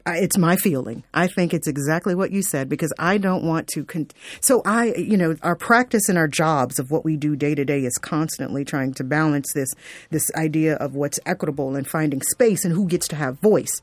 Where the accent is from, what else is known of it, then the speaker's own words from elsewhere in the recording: South Florida, United States; I grew up in South Florida